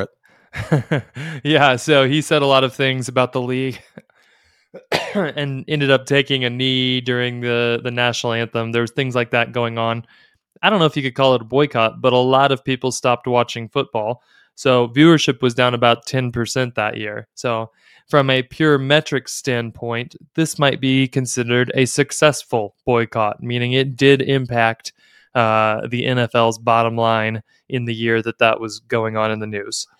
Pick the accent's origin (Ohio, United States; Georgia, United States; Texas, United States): Texas, United States; Dallas; I grew up in Dallas in the in the 80s